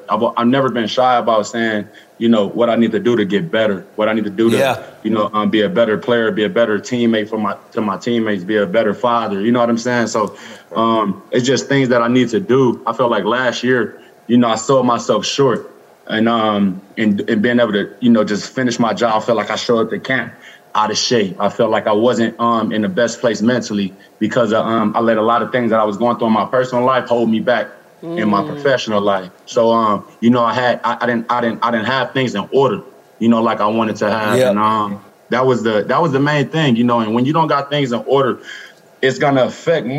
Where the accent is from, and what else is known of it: Los Angeles, California, United States; born or raised there